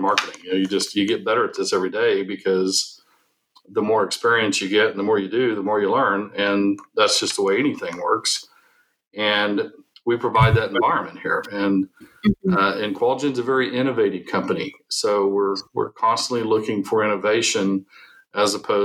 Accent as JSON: {"language": "English", "region": "Oklahoma", "country": "United States", "tie": "born or raised there", "also_born_or_lived": "Texas", "said": "I'm an Oklahoma native. I was born in Texas"}